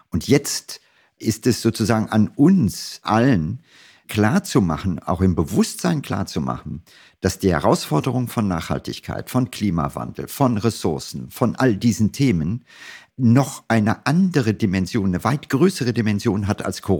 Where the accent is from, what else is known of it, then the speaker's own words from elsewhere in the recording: Germany; Es ist so, dass wir als Deutsche immer stolz sind und sagen, wir sind, keine Ahnung, Exportweltmeister.